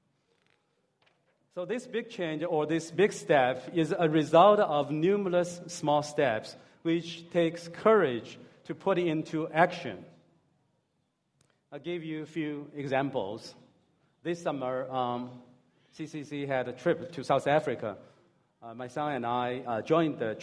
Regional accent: Hangzhou, Zhejiang, China; moved away as an adult; also born or lived in California; I'm from Hangzhou

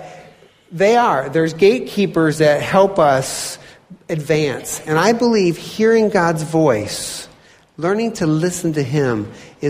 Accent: Michigan, United States; moved away; also born or lived in Indiana; I'm originally from Michigan.

